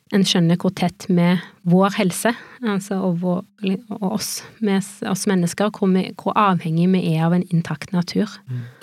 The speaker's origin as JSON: {"language": "Norwegian", "town": "Haugesund", "region": "Rogaland", "country": "Norway", "tie": "born or raised there", "moved": "yes", "lives_now": "Oslo, Norway", "said": "jeg er oppvokst i Haugesund, ganske nærme sjøen"}